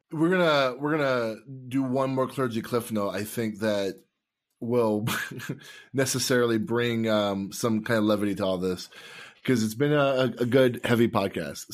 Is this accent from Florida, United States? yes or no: yes; Tampa, Florida, United States; now in Wisconsin, United States; I'm from Tampa, and I live in Wisconsin